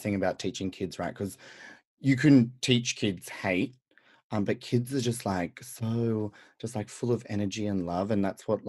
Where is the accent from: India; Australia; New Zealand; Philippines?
Australia; Central West, near Dubbo, New South Wales; I grew up in Central West, New South Wales in Australia. So like very country, near Dubbo.